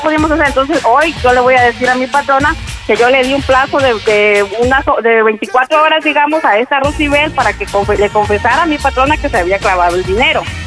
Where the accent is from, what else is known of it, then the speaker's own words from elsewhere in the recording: Chiapas, Mexico; now in Birmingham, United States; yo soy originaria de Chiapas